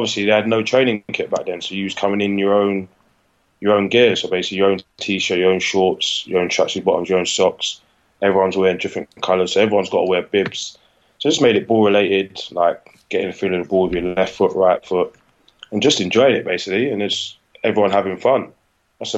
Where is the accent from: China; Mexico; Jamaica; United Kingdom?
United Kingdom; London; I was from South London.